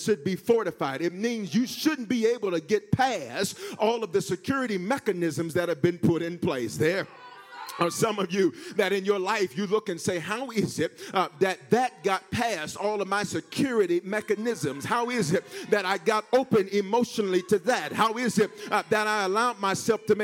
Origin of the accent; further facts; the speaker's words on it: the South, United States; accent: Southern; I'm from the South